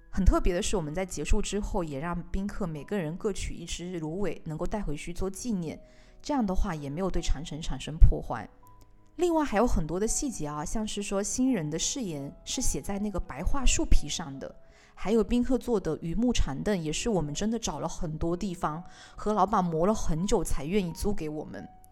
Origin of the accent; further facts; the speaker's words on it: Beijing, China; 作为北京人来说